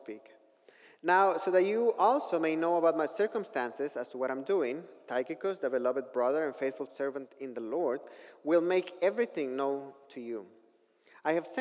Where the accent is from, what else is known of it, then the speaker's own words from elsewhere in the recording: northern Mexico, Mexico; I grew up in northern Mexico